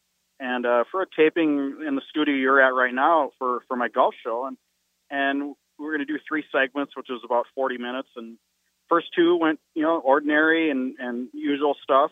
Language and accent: English; North Dakota, United States; I'm from North Dakota